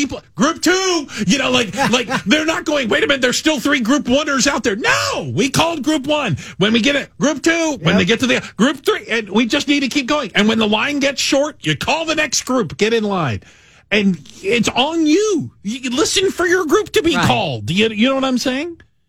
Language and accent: English; Arizona, United States; So you may or may not know, I'm relatively new to the area, but I come from Arizona where, guess what? We got Lou Malnati's in Phoenix, too.